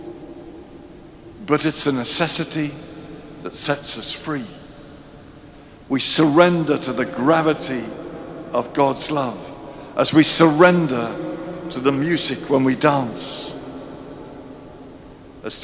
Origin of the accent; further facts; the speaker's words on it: near Ascot, South East England, United Kingdom; I grew up near Ascot, where suburbia had just given way to countryside.